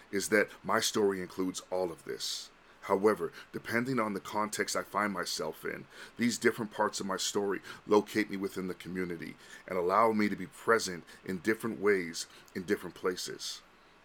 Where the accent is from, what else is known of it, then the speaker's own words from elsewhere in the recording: Vancouver, British Columbia, Canada; also born or lived in Honolulu / Los Angeles; I was born and raised in Vancouver